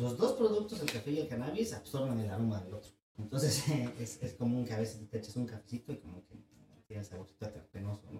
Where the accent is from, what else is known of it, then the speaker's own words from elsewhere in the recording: San Gabriel Mixtepec, Oaxaca, Mexico; also born or lived in Yucatán / Switzerland; mi pueblo, San Gabriel Mixtepec, en la costa de Oaxaca